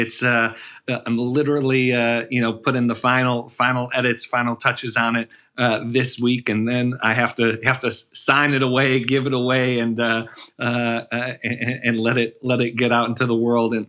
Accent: Buffalo, New York, United States; I'm from Buffalo, New York, and found my way to working with President Obama in the White House and on his campaigns.

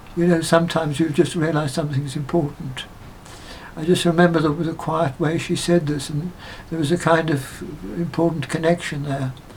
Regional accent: Johannesburg, Gauteng, South Africa; moved away as an adult; now in England; they settled in Johannesburg. Wow. That's where I was born

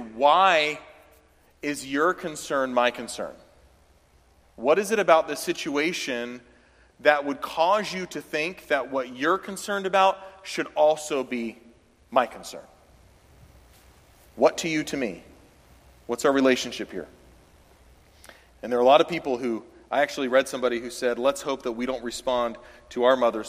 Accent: the South, United States; I'm from the South

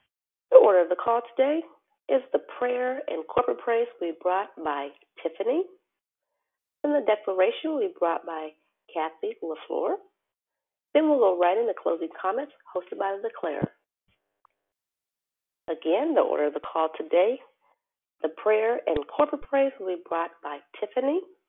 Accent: Arizona, United States; I'm a teacher from Arizona, and I am your hostess this morning.

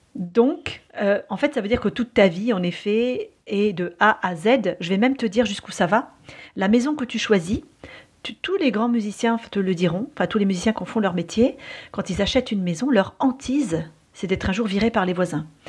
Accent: France; chez nous en France

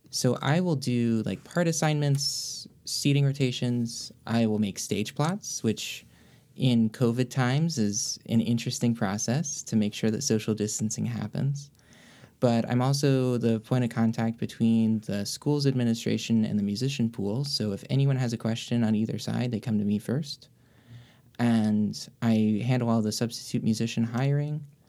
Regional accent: Greensboro, North Carolina, United States; moved away as an adult; now in Miami, United States; I grew up in Greensboro

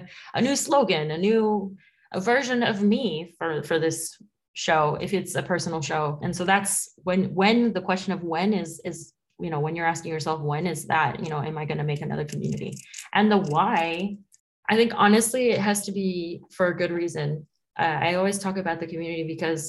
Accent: New York City, New York, United States; born or raised there; first language Spanish; English is a second language; moved away as an adult; now in Paris, France

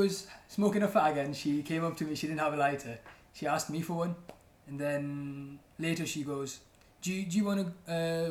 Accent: Mumbai, Maharashtra, India; moved away as an adult; now in England; I come from Mumbai, India. I wanted to study abroad somewhere, and I ended up choosing this shitty England

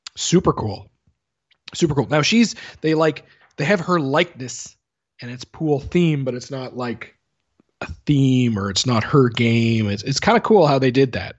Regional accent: Canada; I'm Canadian

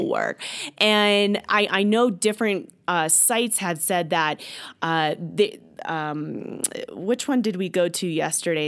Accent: Stuart, Florida, United States; I am from Stuart, Florida, and attend church there

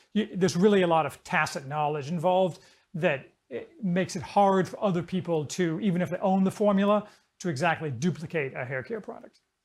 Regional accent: Indiana, United States; also born or lived in Chicago; I grew up in Indiana, which is kind of as generic as you can get.

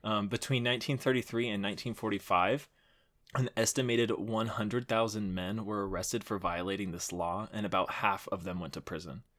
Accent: Houston, Texas, United States; there was a bayou that we used to play in 'cause I'm from Houston. I had a good childhood

